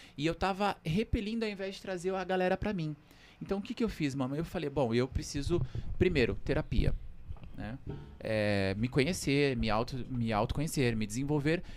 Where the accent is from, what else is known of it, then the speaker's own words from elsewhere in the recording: São Paulo, Brazil; Eu nasci na Vila Maria, aqui na Zona Norte, mas desde pequeno cresci no Capão Redondo